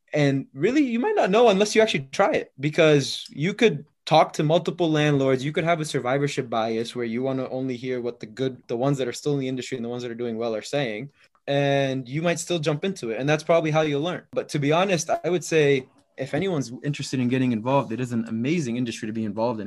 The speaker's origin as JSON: {"language": "English", "region": "Massachusetts", "country": "United States", "tie": "born or raised there", "said": "I grew up in Massachusetts"}